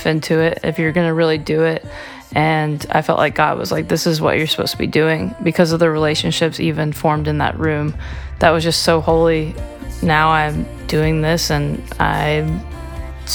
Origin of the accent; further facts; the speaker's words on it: Bridge City, Texas, United States; moved away as an adult; now in Nashville, United States; I am from Texas and Bridge City, so there's like three bridges there. Super small town